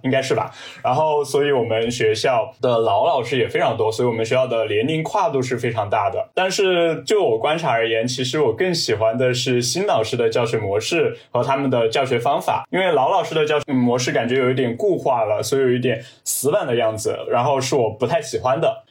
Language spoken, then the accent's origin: Chinese; Chongqing, China; 我来自于重庆，就读于重庆的一所直属小中学